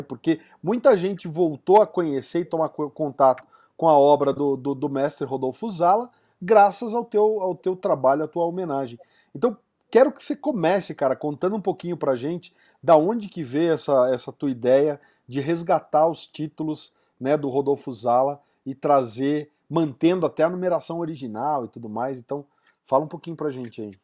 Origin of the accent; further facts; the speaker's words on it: São Paulo, Brazil; now in Curitiba, Brazil; eu sou lá de São Paulo